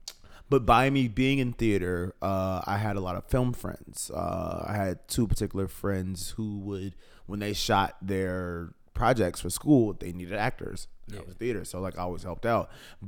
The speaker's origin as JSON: {"language": "English", "town": "Chicago", "region": "Illinois", "country": "United States", "tie": "born or raised there", "said": "I'm born and raised on the South Side of Chicago."}